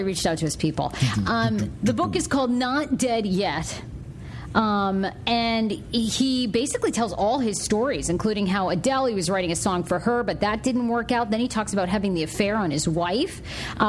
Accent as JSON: {"language": "English", "town": "Wiscasset", "region": "Maine", "country": "United States", "tie": "born or raised there", "said": "I grew up in Wiscasset, Maine, with a graduating class of 98 people"}